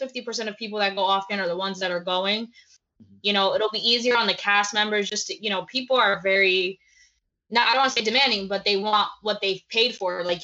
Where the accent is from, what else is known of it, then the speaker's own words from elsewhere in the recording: New Jersey, United States; I'm from New Jersey.